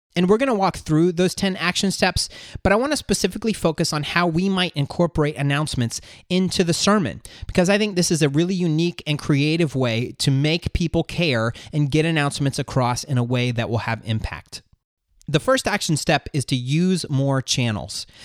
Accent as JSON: {"language": "English", "region": "Florida", "country": "United States", "moved": "as an adult", "lives_now": "North Georgia, United States", "said": "We're moving from North Georgia back home to Florida to be closer to family."}